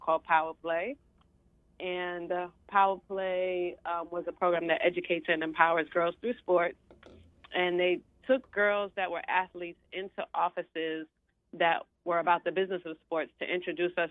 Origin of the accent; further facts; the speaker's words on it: New York City, New York, United States; I was originally born and raised in East New York, Brooklyn